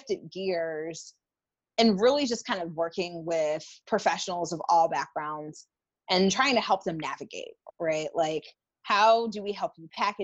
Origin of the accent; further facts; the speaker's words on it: North Carolina, United States; moved away as an adult; also born or lived in New York; I grew up in North Carolina, but I moved to the city at the young age of 20